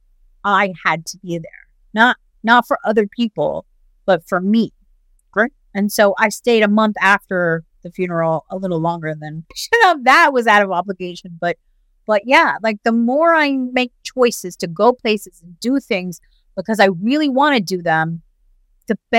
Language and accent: English; United States; As an American